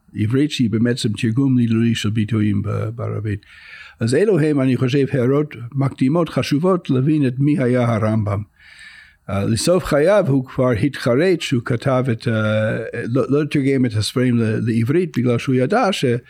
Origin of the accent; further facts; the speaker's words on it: United States; Hebrew is a second language; now in Israel; אני גדלתי אה, בארצות הברית